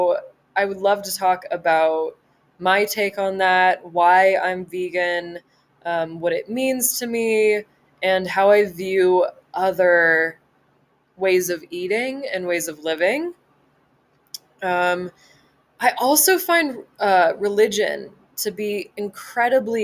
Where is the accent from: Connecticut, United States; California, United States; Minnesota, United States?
California, United States; Southern; moved away as an adult; now in Montana, United States; I grew up in Southern California, which I don't know if you could tell from my voice, but I've lived there my whole life and I was born and raised Southern California